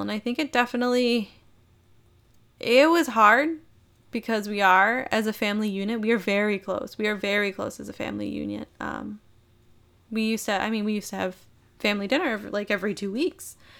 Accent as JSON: {"language": "English", "region": "Minnesota", "country": "United States", "tie": "born or raised there", "said": "I was born and raised in Minnesota."}